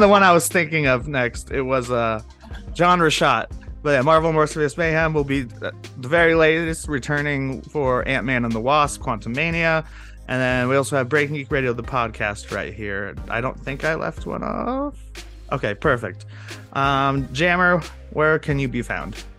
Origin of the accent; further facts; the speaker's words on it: Denver, Colorado, United States; I grew up in Denver